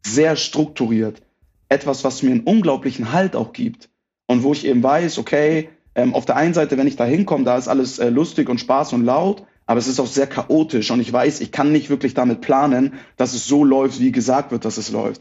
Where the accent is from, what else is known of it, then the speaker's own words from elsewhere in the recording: Hamburg, Germany; first language German; moved away as an adult; now in Munich, Germany; Ich bin gebürtiger Hamburger, bin tatsächlich aber vor acht Jahren, 2015, nach München gezogen.